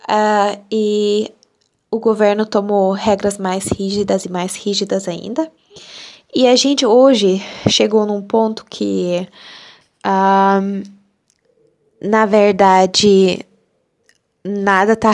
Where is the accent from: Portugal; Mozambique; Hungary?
Hungary; first language Hungarian; Portuguese is a second language; also born or lived in Brazil; eu sou da Hungria e eu falo português porque eu morei no Brasil, passei um ano no Brasil, aprendi português e além disso eu falo húngaro, né, minha língua materna